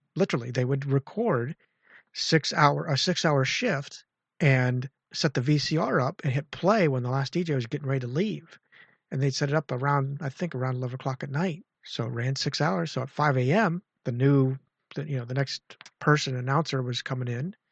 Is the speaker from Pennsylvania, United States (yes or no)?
yes; Clearfield / State College area, Pennsylvania, United States; moved away as an adult; now in central Maryland, United States; I'm just about four hours south of my hometown